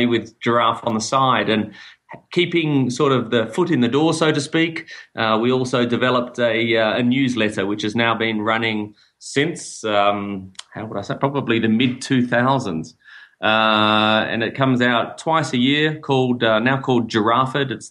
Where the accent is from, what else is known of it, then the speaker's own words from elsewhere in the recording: Melbourne, Victoria, Australia; moved away as an adult; also born or lived in Sydney, Australia; now in Namibia; I'm from Melbourne, Australia originally